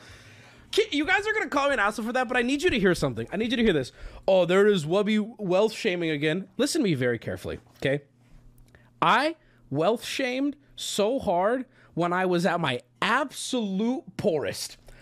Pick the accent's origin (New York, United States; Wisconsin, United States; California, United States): California, United States; San Diego; growing up in San Diego, going to high school in San Diego